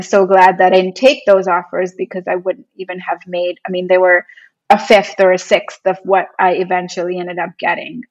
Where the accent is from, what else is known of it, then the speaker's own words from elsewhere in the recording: India; also born or lived in New York, United States; now in Los Angeles, United States; work in my home country and start an agency